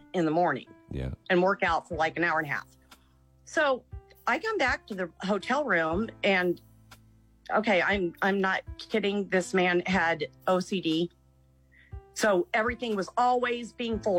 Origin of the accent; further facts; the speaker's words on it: Kansas, United States; now in Milford, Nebraska, United States; I was in Kansas. I grew up in Kansas